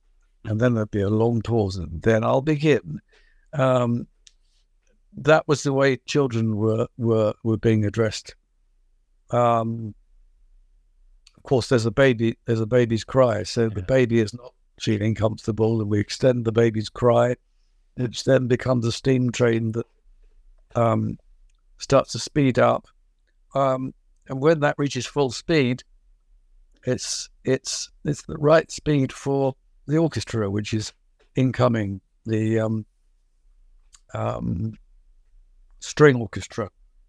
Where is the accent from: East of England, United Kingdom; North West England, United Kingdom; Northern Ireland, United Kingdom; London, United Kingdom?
London, United Kingdom; born there; I was born in 1950 in London, and London was a very polluted, smoky, steam-driven affair.